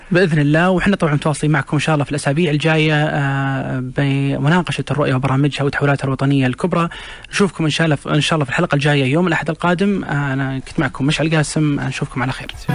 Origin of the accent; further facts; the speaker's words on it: Saudi Arabia; عندنا بالسعوديه